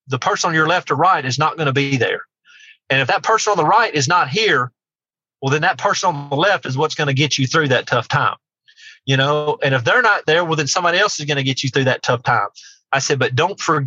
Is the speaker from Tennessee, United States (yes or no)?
yes; near Martin, Tennessee, United States; my hometown, just the town right next to mine in Martin